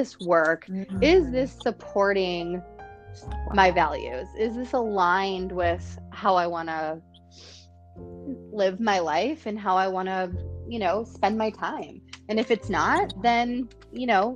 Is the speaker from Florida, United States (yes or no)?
no; Detroit, Michigan, United States; also born or lived in Chicago; now in San Francisco, United States; I was born in Detroit